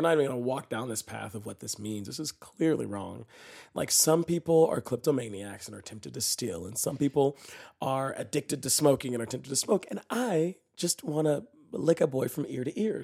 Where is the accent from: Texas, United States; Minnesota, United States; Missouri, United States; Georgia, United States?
Texas, United States; Dallas; moved away; I'm from Dallas, Texas, right? And I grew up in a pretty conservative Christian home